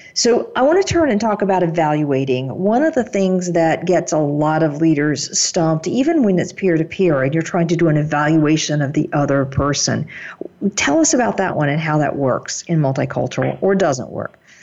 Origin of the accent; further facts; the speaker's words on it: United States; my German colleagues accuse me of being very direct as an American style